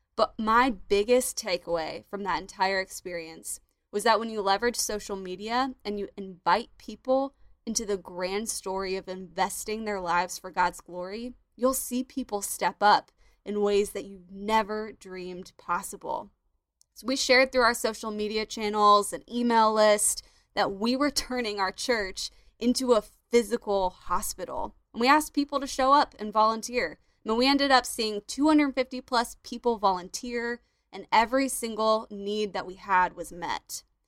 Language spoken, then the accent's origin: English; Florida, United States; my home state, Florida